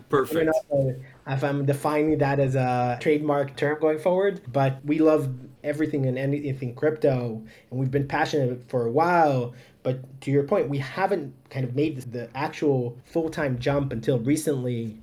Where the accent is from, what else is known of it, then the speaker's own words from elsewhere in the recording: Haifa, Haifa District, Israel; moved away as an adult; I'm originally uh, from Haifa, Israel, born and raised